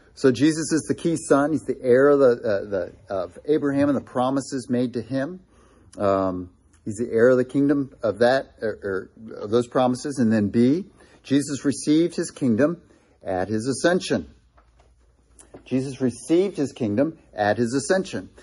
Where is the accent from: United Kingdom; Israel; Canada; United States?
United States; Ohio; Being from Ohio